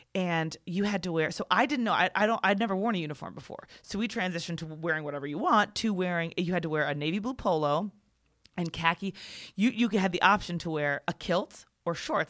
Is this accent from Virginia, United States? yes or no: yes; Virginia, United States; also born or lived in Maryland; in second grade, we moved from Maryland to Virginia